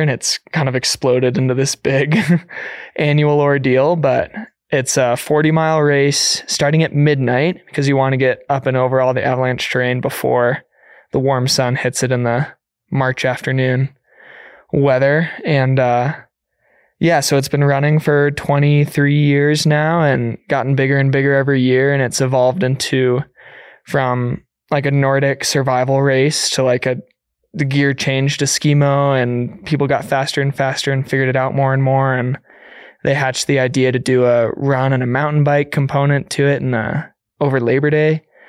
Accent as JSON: {"language": "English", "region": "Illinois", "country": "United States", "moved": "as an adult", "lives_now": "Gunnison Valley, United States", "said": "I was still in high school as a senior, and I came out to Colorado from Illinois"}